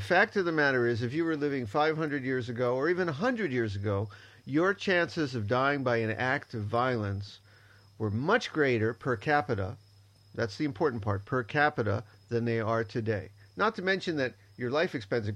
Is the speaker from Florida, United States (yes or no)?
yes; Miami, Florida, United States; moved away; I was from Miami, one of the worst cities for crime in the United States